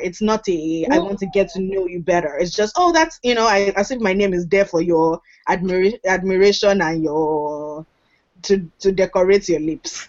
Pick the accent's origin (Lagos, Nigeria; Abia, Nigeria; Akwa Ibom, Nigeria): Lagos, Nigeria; moved away as an adult; now in United States; I'm from Lagos because I grew up in Lagos.